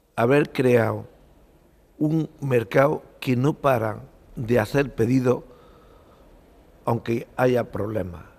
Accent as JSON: {"language": "Spanish", "town": "Macael", "region": "Andalusia", "country": "Spain", "tie": "born or raised there", "also_born_or_lived": "Barcelona", "said": "sigo viviendo en Macaé y estoy muy a gusto en Macaé, que es donde nací."}